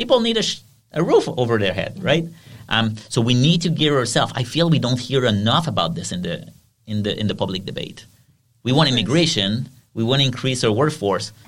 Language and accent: English; Quebec, Canada; accent: French; first language French; English is a second language; We're all Francophone. We're all from Quebec.